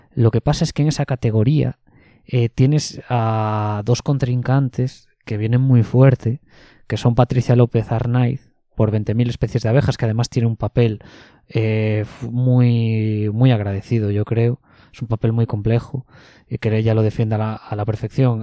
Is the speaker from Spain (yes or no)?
yes; Ponferrada, Castile and León, Spain; moved away; mi ciudad de origen, en Ponferrada